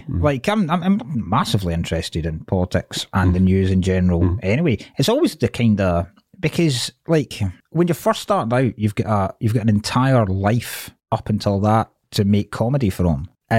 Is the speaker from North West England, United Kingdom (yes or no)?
no; Dumfries, Scotland, United Kingdom; moved away as an adult; now in Glasgow, United Kingdom; So I grew up in Dumfries.